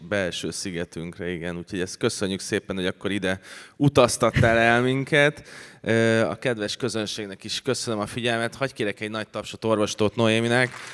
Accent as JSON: {"language": "Hungarian", "region": "Budapest", "country": "Hungary", "tie": "born or raised there", "said": "ez négy házra volt attól, ahova én születtem"}